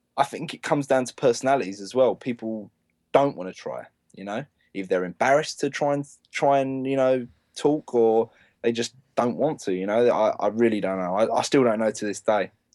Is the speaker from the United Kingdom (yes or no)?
yes; England, United Kingdom